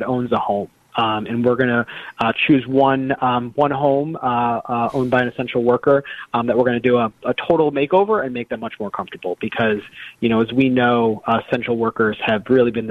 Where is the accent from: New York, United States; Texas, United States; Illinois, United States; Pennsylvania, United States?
Illinois, United States; Oak Park; moved away; also born or lived in Glen Ellyn, Illinois; I grew up in the Chicagoland area. I grew up in Oak Park in Glen Ellen